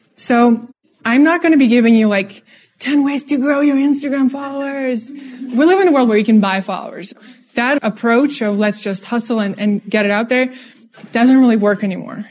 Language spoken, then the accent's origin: English; Russia; English is a second language; moved away; also born or lived in San Francisco / New York; I'm from Russia, if you're noticing the accent.